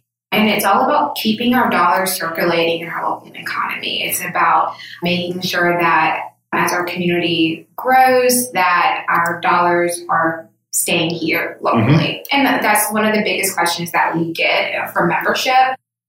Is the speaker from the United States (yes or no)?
yes; Aiken, South Carolina, United States; moved away as an adult; now in Charleston, United States; I'm from the Aiken, Augusta area